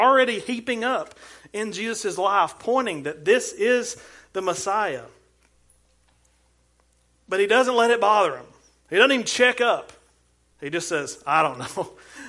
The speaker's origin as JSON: {"language": "English", "town": "Ardmore", "region": "Alabama", "country": "United States", "said": "I'm from Ardmore"}